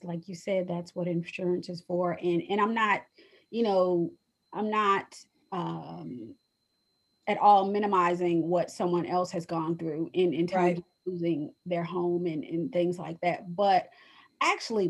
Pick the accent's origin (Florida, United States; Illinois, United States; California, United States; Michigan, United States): Michigan, United States; Detroit; moved away; I grew up in Detroit from fourth grade to senior in high school, graduating from high school